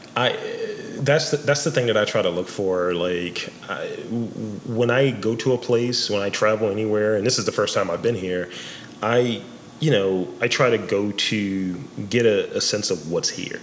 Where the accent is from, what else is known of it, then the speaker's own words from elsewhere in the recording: Baltimore, Maryland, United States; a native Baltimorean